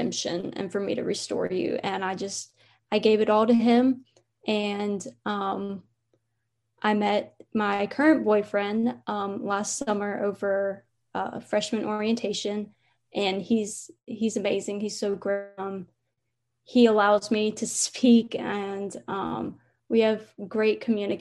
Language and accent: English; North Carolina, United States; moved away as an adult; now in Alabama, United States; I'm from North Carolina and I go to school in Alabama.